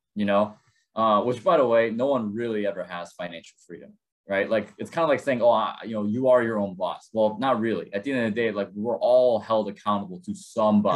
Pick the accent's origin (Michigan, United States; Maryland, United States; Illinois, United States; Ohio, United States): Illinois, United States; Chicago; also born or lived in South Korea; we found ourselves in Chicago, Illinois, and I consider this place my hometown